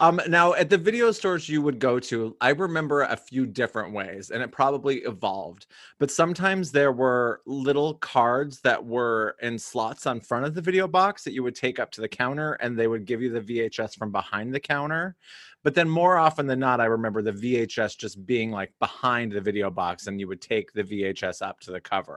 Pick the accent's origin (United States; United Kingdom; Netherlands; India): United States; Cody, Wyoming; growing up in Cody, Wyoming